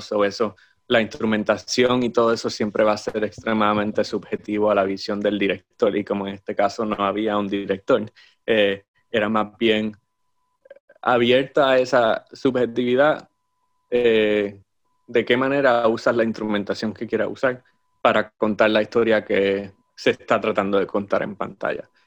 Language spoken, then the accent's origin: Spanish; Aguadilla, Puerto Rico; also born or lived in Moca, Puerto Rico; Nací en Moca, de hecho, pero era simplemente porque era el hospital más cercano. este, pero, o mis padres vivían en Aguadilla en el momento. Yo sí, crecí en Aguadilla